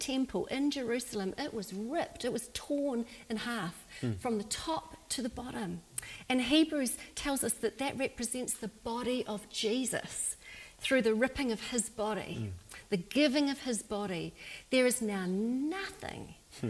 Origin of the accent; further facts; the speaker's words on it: New Zealand; in my day, growing up in New Zealand